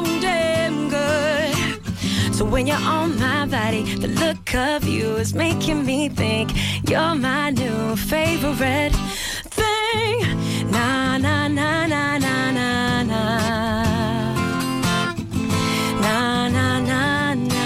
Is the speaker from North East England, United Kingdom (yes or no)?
no; London, United Kingdom; Being a Londoner